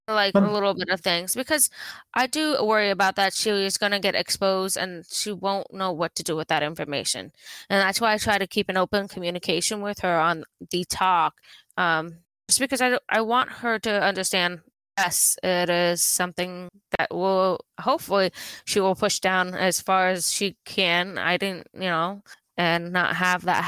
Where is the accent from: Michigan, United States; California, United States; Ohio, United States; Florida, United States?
California, United States; Southern; we come from Southern California